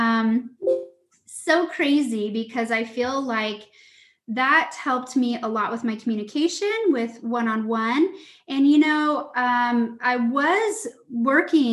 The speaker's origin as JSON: {"language": "English", "area": "Lake Tapps", "region": "Washington", "country": "United States", "tie": "born or raised there", "said": "I grew up on Lake Taps"}